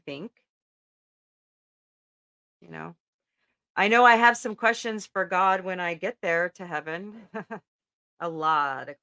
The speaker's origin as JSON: {"language": "English", "country": "United States", "said": "as an American"}